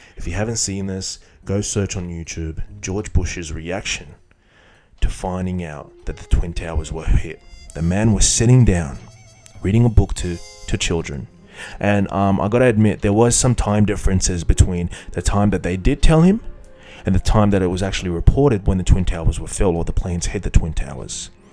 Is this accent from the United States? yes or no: no; Iraq; Iraq, my home country